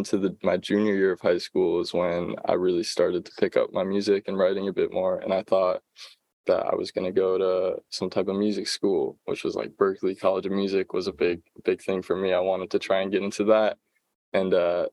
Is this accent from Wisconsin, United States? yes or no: yes; Appleton, Wisconsin, United States; also born or lived in La Crosse, Wisconsin; I grew up in Appleton and I was able to make music in Appleton